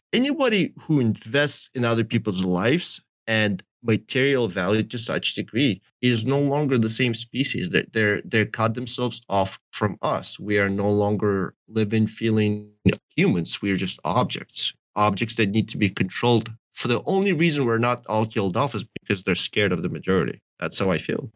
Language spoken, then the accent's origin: English; Donetsk, Donetsk Oblast, Ukraine; also born or lived in Russia; now in United States; my family is from Donetsk. That's really where I come from.